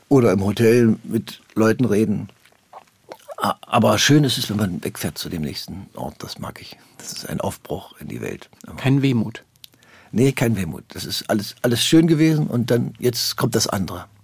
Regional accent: Germany; Das ist, das ist unsere deutsche Prägung. Da kommen wir nicht raus. Wir sind keine Italiener

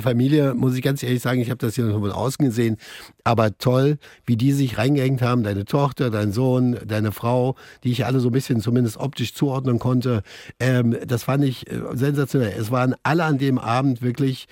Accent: East Germany, Germany; Bei uns im Osten

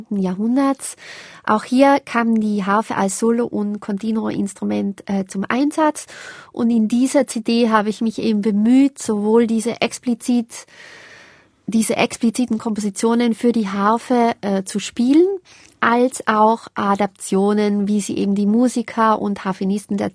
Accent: Tyrol, Austria; Das ist was, was mich jetzt als Tirolerin natürlich auch fasziniert.

